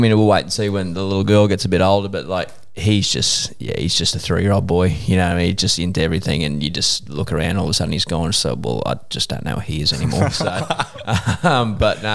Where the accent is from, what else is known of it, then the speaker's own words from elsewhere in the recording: Beaudesert, Queensland, Australia; we came from Beaudesert